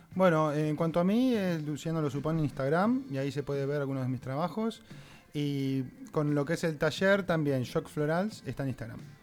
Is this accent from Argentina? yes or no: yes; Mar del Plata, Buenos Aires Province, Argentina; moved away as an adult; now in Barcelona, Spain; yo he venido, en busca de eso, desde Mardel, que vengo de Argentina